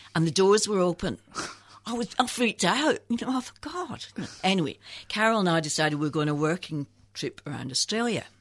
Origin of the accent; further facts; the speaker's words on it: Scotland, United Kingdom; moved away as an adult; also born or lived in England; when I was fourteen, my father got T B and we had to move back to Scotland.